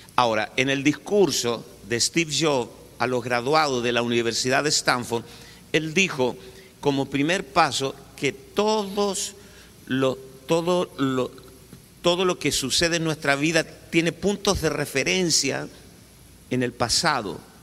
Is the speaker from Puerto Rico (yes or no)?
no; Chile; yo soy chileno, de Chile, y tengo una cultura chilena